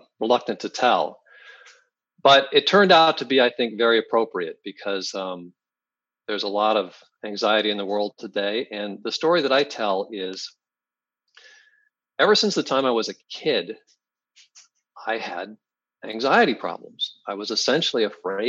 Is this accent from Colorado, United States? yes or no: no; Salem, Oregon, United States; also born or lived in Eugene, Oregon; I grew up in Oregon, high school in Salem, college in Eugene